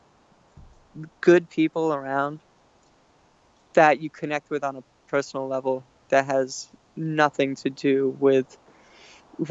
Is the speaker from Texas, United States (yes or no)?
no; Alaska, United States; we're all from Alaska. Like, that's the scene that all of us grew up